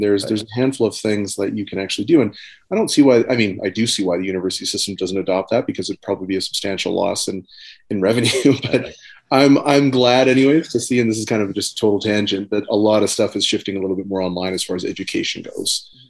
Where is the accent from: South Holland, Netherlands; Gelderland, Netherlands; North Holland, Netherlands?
North Holland, Netherlands; Amsterdam; born there; also born or lived in various countries; So like I was born in Amsterdam in Netherlands, and I lived all over the world.